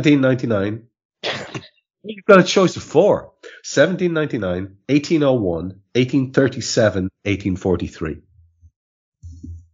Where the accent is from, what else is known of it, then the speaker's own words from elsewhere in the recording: Ireland; I'm Irish